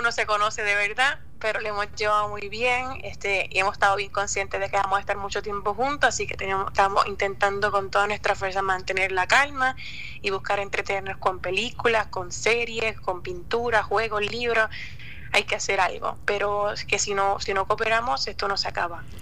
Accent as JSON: {"language": "Spanish", "town": "Cabo Rojo", "country": "Puerto Rico", "tie": "born or raised there", "said": "Sí, yo nací en y me crié en Cabo Rojo."}